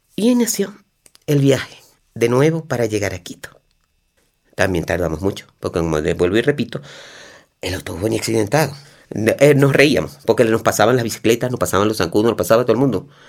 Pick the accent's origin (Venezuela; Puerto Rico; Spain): Venezuela; moved away as an adult; para salir de mi país, para despedirme de mi tierra